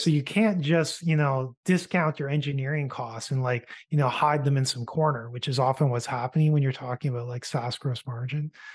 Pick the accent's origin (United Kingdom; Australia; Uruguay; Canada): Canada; a Canadian entrepreneur